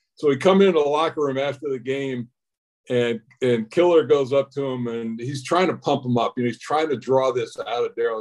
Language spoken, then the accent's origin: English; Monroe, Connecticut, United States; moved away; my house in Monroe, Connecticut